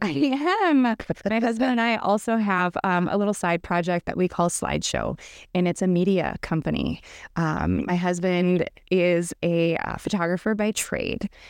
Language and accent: English; Minot, North Dakota, United States; I grew up in Minot, North Dakota